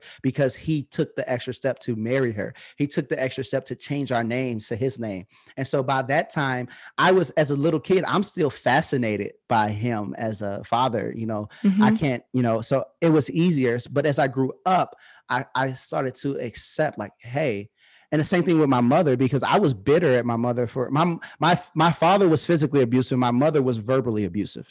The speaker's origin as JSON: {"language": "English", "town": "Peoria", "region": "Illinois", "country": "United States", "tie": "born or raised there", "said": "I was raised in the Harrison Homes in Peoria, Illinois"}